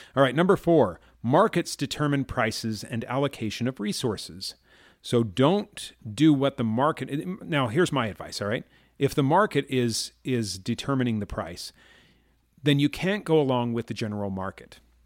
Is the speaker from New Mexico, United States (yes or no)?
no; Chicago, Illinois, United States; I grew up in Chicago